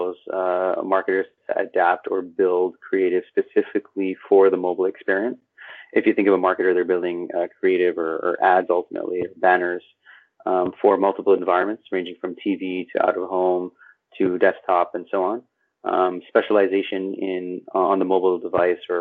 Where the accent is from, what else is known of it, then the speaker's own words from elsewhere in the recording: Montreal, Quebec, Canada; moved away as an adult; now in Toronto, Canada; I'm born and raised in Montreal. Spent most of my life there